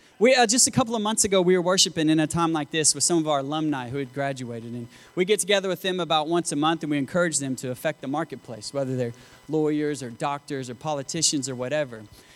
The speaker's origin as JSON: {"language": "English", "region": "Arkansas", "country": "United States", "moved": "as an adult", "lives_now": "Mozambique", "said": "I'm still from the South, but just not quite this far south, you know? Arkansas, God's country."}